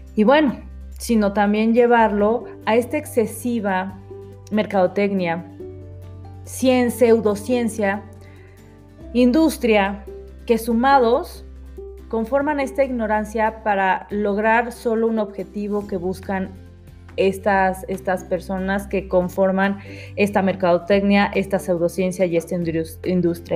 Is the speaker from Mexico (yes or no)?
yes; Mexico; Nosotros somos mexicanos 100%